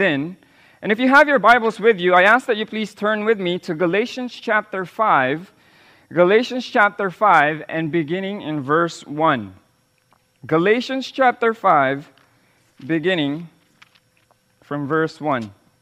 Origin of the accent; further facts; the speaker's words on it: Philippines; first language Tagalog; English is a second language; my original language, in my original tongue, which is Tagalog